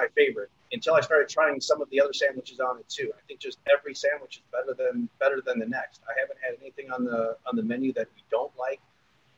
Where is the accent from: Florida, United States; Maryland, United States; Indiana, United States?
Indiana, United States; Northwest; we're from Northwest Indiana. So that's where we've kind of been born and raised and where we're from.